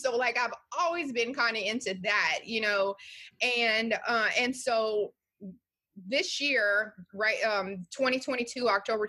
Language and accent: English; Louisiana, United States; I'm from Louisiana and I had a great mom and dad, but they didn't teach me anything about life.